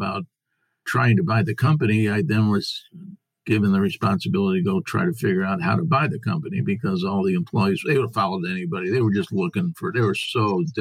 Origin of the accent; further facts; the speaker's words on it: Springfield, Missouri, United States; I'm from Springfield, Missouri in the United States